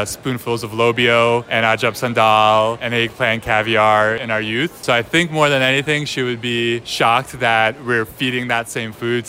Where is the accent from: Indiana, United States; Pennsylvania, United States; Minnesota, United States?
Pennsylvania, United States; Philadelphia; also born or lived in Tbilisi, Georgia / Bucks County; I was born in Tbilisi, Georgia. That's the capital city. And then I turned five the week that we moved to Philadelphia.